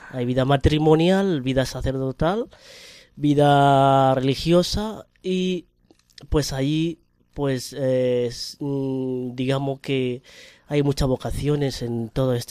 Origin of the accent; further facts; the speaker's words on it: Kenya; Pues soy natural de Kenia.